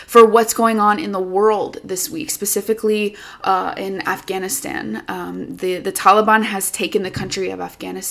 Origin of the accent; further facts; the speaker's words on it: United States; an American woman